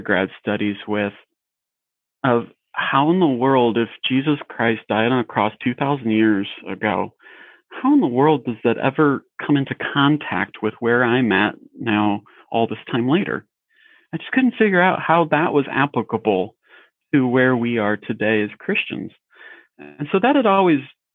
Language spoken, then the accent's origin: English; Bourbonnais, Illinois, United States; College Church in Bourbonnais, Illinois, is where I grew up.